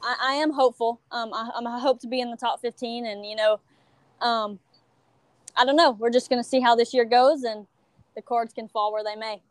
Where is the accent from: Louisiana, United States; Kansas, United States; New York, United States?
Louisiana, United States; Iowa; i'm from iowa louisiana town um, right south of lake charles